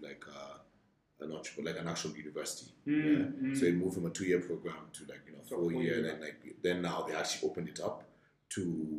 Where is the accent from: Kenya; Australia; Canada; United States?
Kenya; So I'm Kenyan, fully Kenyan. I went to St. Mary's for primary school.